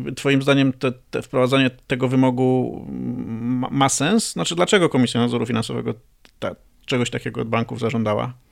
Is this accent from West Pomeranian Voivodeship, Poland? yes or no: no; Greater Poland, Poland; pochodzę z Wielkopolski